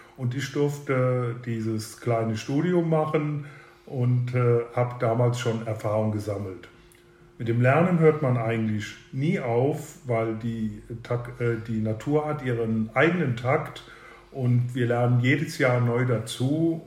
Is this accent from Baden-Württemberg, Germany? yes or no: no; Leutesdorf, Rhineland-Palatinate, Germany; unsere Heimat hier Leutesdorf ist die älteste weinbautreibende Gemeinde am Mittelrhein